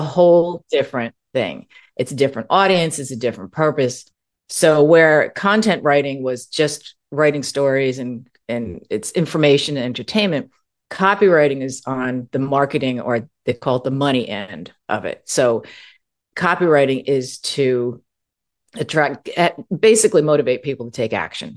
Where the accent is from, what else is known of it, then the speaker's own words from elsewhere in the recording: East Coast of the US, United States; also born or lived in California; now in Arizona, United States; I'm originally from the East Coast of the U S